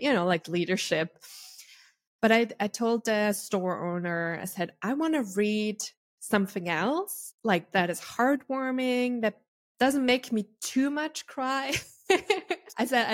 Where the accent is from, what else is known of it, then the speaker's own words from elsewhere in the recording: Austria; I'm Austrian, so I'm from Europe